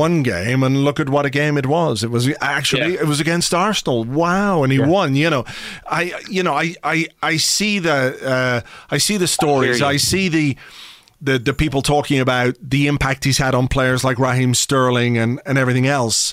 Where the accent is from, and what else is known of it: Ireland